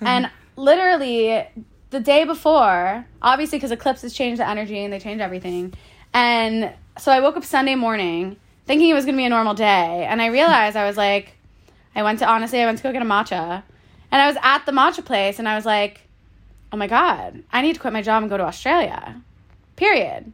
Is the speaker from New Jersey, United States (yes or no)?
no; Boca Raton, Florida, United States; moved away as an adult; now in New York, United States; I grew up in Boca Raton, Florida. I went to school there, moved to New York